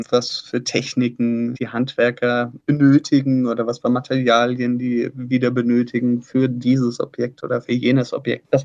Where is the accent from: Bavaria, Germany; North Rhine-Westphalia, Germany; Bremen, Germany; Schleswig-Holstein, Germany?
Bavaria, Germany; gekommen ins Allgäu. Davor waren sie in Stuttgart. Ich war damals eins und mit meinen zwei Schwestern sind wir hier in der Farbmühle aufgewachsen.